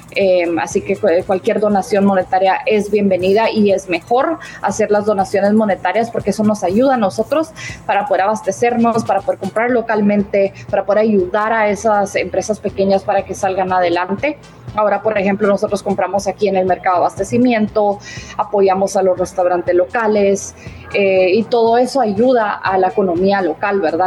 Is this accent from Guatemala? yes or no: yes; Guatemala; moved away; yo, por ejemplo, soy de Guatemala